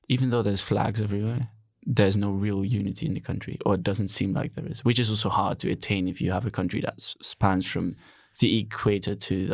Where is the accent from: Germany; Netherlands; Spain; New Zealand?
Netherlands; We're Dutch, which is the complete opposite.